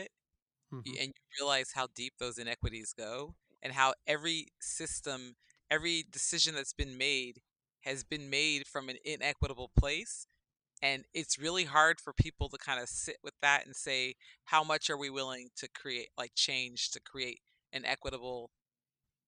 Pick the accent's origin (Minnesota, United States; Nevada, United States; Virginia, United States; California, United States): California, United States; Berkeley; I grew up in Berkeley, California